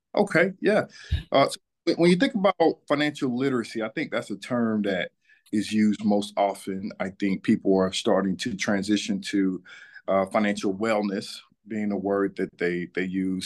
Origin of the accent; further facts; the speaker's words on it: Atlanta, Georgia, United States; I am born and raised in Atlanta, Georgia. I'm a son of this city.